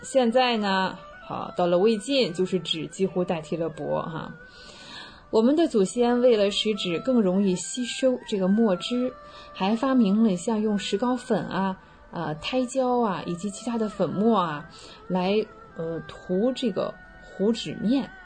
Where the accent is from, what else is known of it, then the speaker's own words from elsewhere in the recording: China; 我们中国人